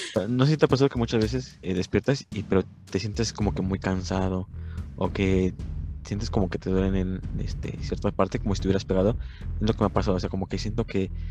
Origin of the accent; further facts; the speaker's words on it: Mexico; Como mexicanos